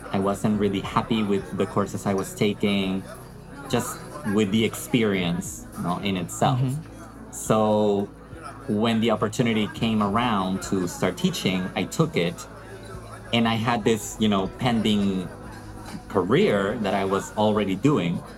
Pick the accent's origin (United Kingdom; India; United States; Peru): Peru; Lima; I'm Peruvian. I was born and raised in the capital of Peru, which is Lima